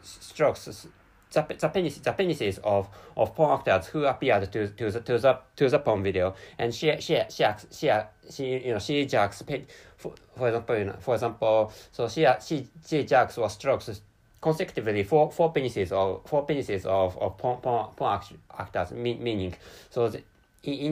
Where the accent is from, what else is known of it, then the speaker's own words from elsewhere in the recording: Japan; first language Japanese; English is a second language; I'm a Japanese person, and my mother tongue is Japanese language, which is why, so I can't speak English natively